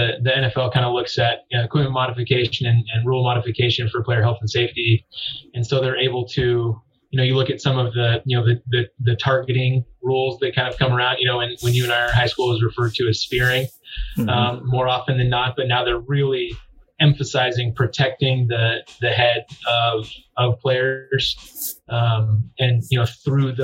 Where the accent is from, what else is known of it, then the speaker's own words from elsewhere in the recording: Southern California, United States; I grew up in Southern California